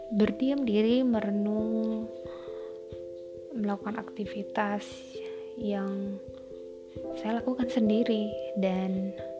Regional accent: Medan, Karo Regency, North Sumatra, Indonesia; now in Surakarta, Indonesia; Saya berasal dari Medan, tepatnya Kabupaten Karu

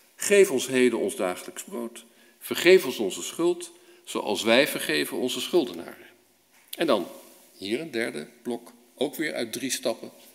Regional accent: Netherlands

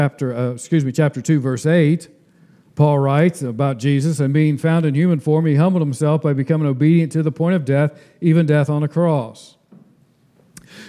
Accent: United States; I'm an American citizen, but I'm a temporary one

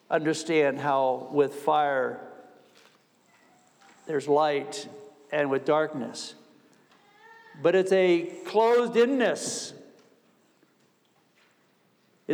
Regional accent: New York, United States; I'm from New York State

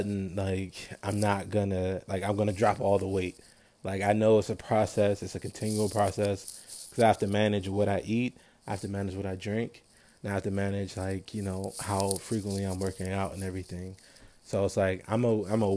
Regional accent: Maryland, United States; I'm from Maryland.

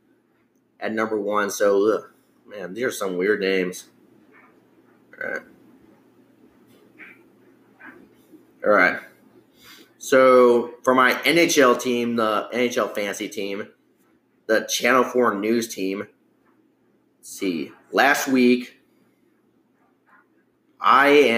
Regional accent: United States; as an American

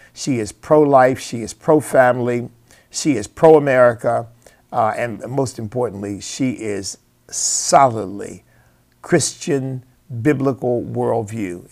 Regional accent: United States; I am an American because that's where God put me

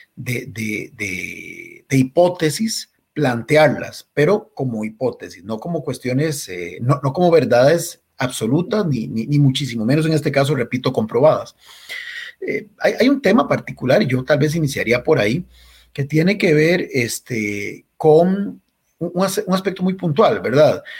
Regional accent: Costa Rica

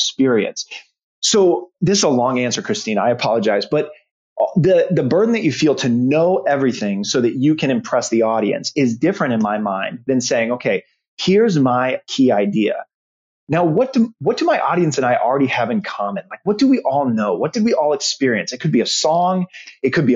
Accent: Omaha, Nebraska, United States; I grew up in Omaha, Nebraska

